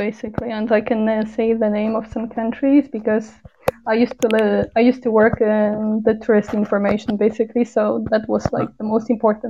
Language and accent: English; Poland; first language Polish; English is a second language; also born or lived in Canada; Polish is my native language.